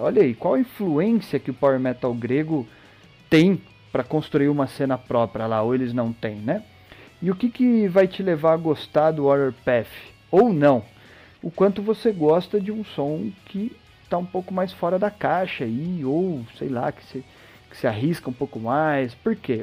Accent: Brazil; Nós, como brasileiros

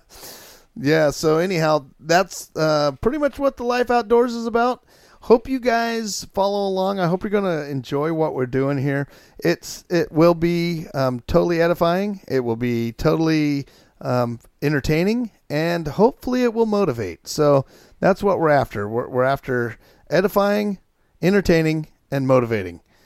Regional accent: Chiloquin, Oregon, United States; I grew up in Chilliquin, Oregon

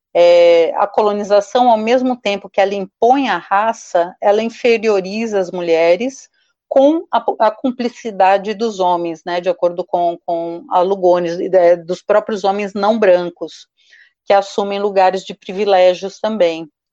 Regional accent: Brazil; nós brasileiras e brasileiros

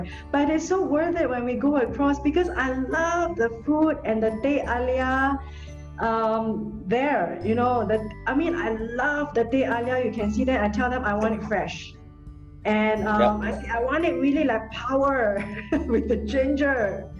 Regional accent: Singapore; I do my part as a Singaporean

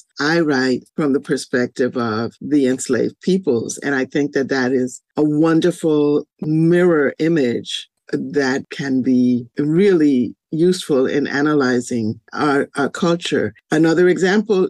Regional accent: New York City, New York, United States; also born or lived in Carolina, Puerto Rico / Spanish Harlem / Buffalo; the Bronx, because of course I grew up here.

